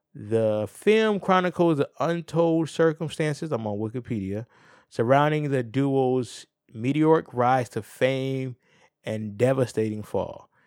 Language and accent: English; New Haven, Connecticut, United States; I'm from New Haven